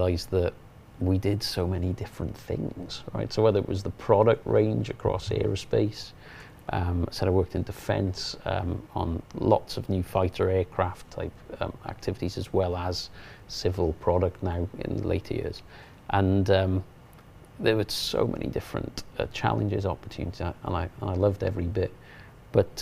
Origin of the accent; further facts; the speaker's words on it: Mountain Ash, Wales, United Kingdom; I grew up in a little place in the South Wales valleys.